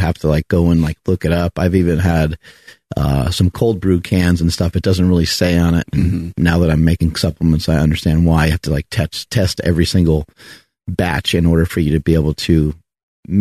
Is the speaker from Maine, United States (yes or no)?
no; New York, United States; I'm from New York